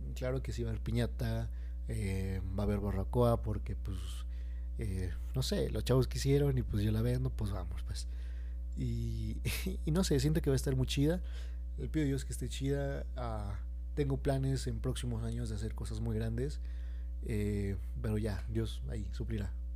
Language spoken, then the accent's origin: Spanish; Mexico; lo que nos han inculcado como mexicanos